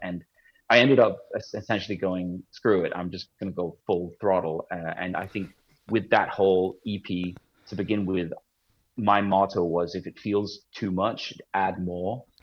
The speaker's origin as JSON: {"language": "English", "town": "Copenhagen", "region": "Capital Region of Denmark", "country": "Denmark", "tie": "born or raised there", "moved": "as an adult", "lives_now": "Los Angeles, United States", "said": "I have an English father and grew up in Denmark"}